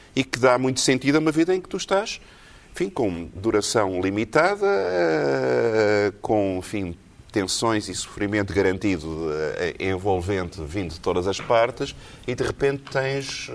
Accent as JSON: {"language": "Portuguese", "country": "Portugal", "also_born_or_lived": "Texas", "said": "tive consciência da minha identidade portuguesa"}